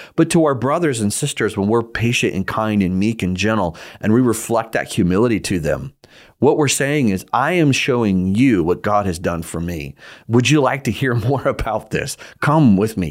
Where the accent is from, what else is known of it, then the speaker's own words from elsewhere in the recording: United States; I am an American citizen